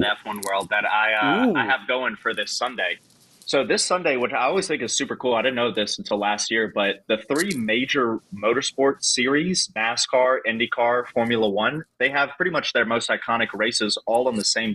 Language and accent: English; United States; as an American